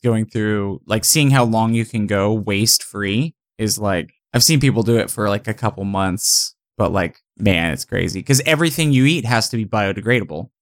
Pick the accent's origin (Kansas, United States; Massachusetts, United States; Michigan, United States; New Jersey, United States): Kansas, United States; Manhattan; born or raised there; moved away